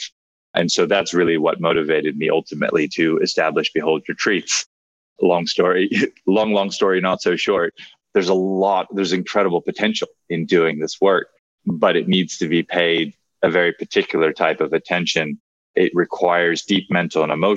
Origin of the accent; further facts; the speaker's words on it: Hawaii, United States; I grew up in Hawaii